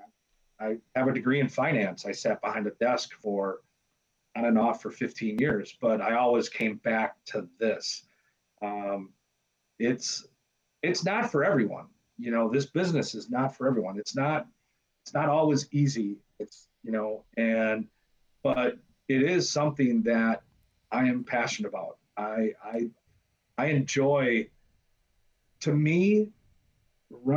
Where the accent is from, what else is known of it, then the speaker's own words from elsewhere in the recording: United States; I grew up on Bellevue and Murray, which is about six blocks away